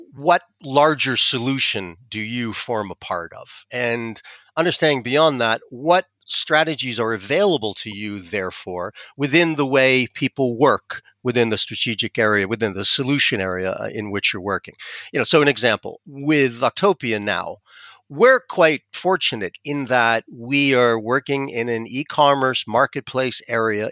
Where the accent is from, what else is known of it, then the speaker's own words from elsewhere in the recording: United States; accent: American; moved away as an adult; now in France; I'm American, you can probably tell from my accent